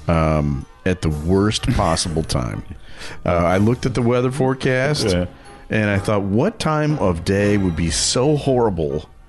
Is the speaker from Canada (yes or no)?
no; England, United Kingdom; now in Illinois, United States; I am from England.